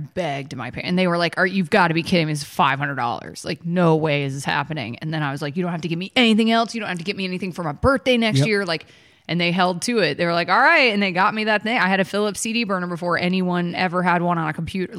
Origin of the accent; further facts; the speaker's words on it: Georgia, United States; moved away as an adult; also born or lived in Los Angeles; I grew up with you in Georgia. I only just recently moved.